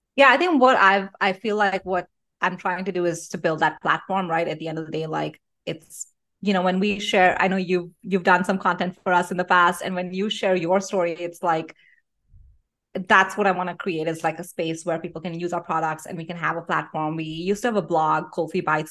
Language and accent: English; Delhi, India; moved away as an adult; I grew up in Delhi in India, um, and I wa-, was living in Delhi till I was eighteen